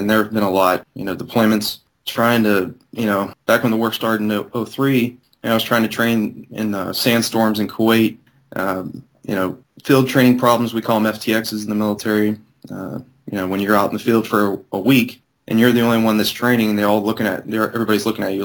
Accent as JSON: {"language": "English", "town": "Mingo Junction", "region": "Ohio", "country": "United States", "said": "I'm from Mingo Junction, Ohio."}